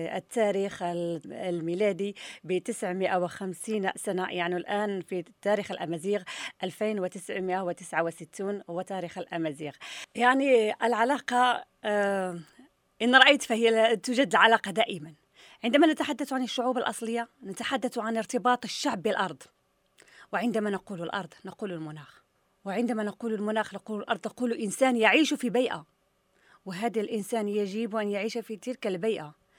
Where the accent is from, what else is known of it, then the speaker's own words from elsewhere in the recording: Morocco; عندنا في المغرب